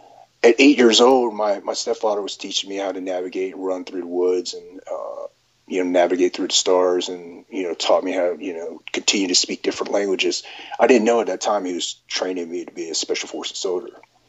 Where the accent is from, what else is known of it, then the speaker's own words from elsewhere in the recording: Vietnam; born there; Ronin Tactics. You know, just a little bit about myself. I was born in Vietnam. I had a rough start in life.